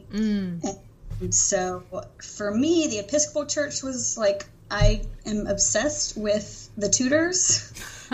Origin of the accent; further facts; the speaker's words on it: Alabama, United States; I am originally from Alabama